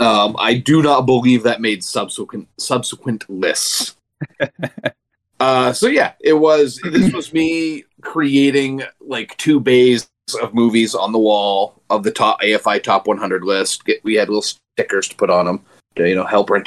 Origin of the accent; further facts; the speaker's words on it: Milo, Maine, United States; we just got a Dunkin' Donuts in Milo about 6 years ago